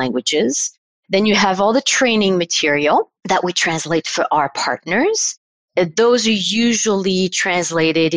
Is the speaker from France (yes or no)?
yes; Paris, Île-de-France, France; in Paris, France, and this is where I'm from. I'm from France.